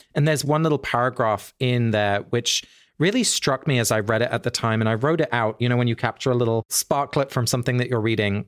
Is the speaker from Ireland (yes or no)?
no; England, United Kingdom; I grew up in England